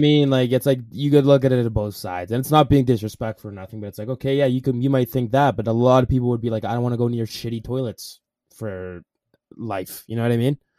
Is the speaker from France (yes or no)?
no; Alberta, Canada; I'm Canadian